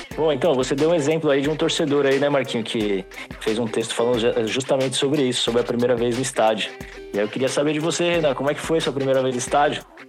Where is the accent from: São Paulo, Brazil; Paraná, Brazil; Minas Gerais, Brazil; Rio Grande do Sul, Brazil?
São Paulo, Brazil; São Sebastião; eu sou do litoral de São Paulo, né? Sou de São Sebastião